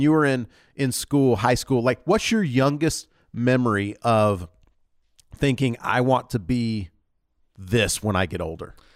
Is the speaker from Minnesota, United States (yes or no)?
no; North Georgia, United States; also born or lived in Louisiana / Mississippi; now in Utah, United States; I grew up in North Georgia